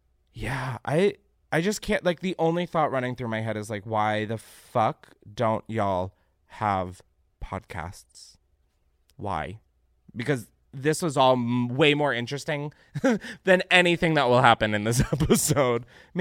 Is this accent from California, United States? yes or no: no; Naperville, Illinois, United States; my hometown of Naperville and surrounding suburbs of Chicago was hit by a tornado